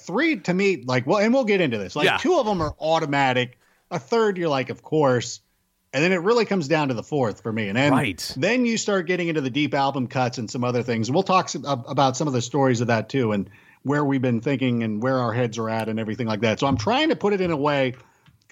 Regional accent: Chicago, Illinois, United States; moved away; also born or lived in California; I'm from Chicago

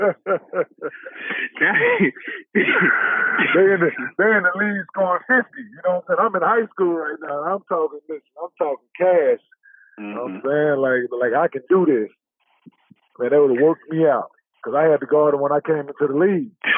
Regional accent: Dallas, Texas, United States; me growing up in Dallas

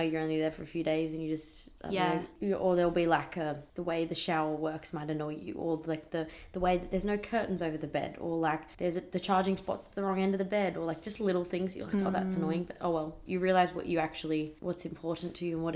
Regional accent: Australia

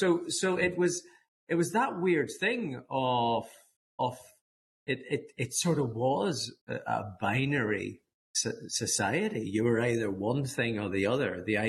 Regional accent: Dundrum, Northern Ireland, United Kingdom; growing up in Dundrum, County Down

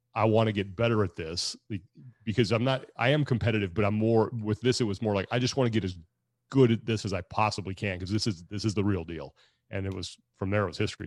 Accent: Sacramento, California, United States; my hometown in Sacramento

